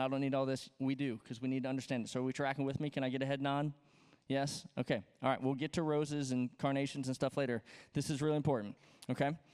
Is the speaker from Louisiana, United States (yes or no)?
yes; Louisiana, United States; moved away; I'm from Louisiana